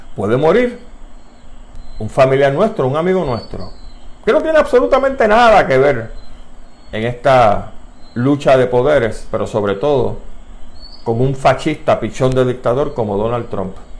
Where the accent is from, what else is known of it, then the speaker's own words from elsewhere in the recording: Puerto Rico; las preocupaciones que nosotros tenemos como puertorriqueños